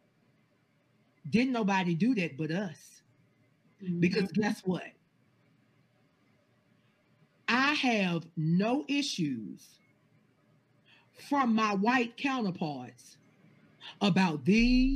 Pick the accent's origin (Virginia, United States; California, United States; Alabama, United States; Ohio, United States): Virginia, United States; Danville; moved away as an adult; now in Georgia, United States; I was born and raised in Danville, Virginia, the last capital of the Confederacy.